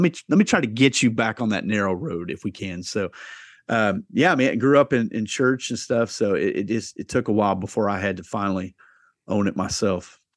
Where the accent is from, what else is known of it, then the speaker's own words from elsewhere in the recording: Southeast Iowa, United States; I grew up in Southeast Iowa, uh, m, blue collar family.